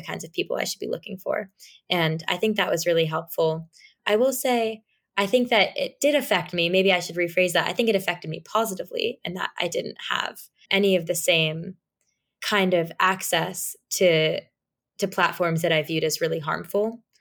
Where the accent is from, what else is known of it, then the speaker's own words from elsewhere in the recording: New York City, New York, United States; I'm from New York City, and I was very accustomed to public transportation